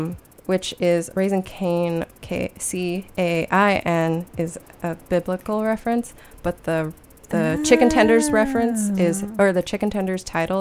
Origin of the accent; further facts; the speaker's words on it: Baton Rouge, Louisiana, United States; moved away; We're both from Baton Rouge, the Bat Row.